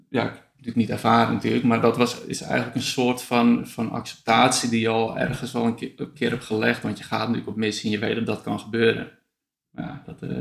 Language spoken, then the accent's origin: Dutch; Afghanistan; Nee, ik heb, dat ik uit Afghanistan kwam, uh, ja, waarschijnlijk is dus wel echt een beetje bot eh, te zijn geweest ook.